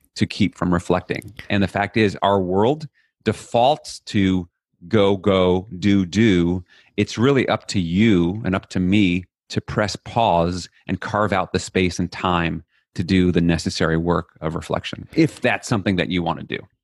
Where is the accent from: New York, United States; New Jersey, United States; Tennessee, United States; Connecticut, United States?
New York, United States; New York City; I grew up in Flushing, Queens, n, New York City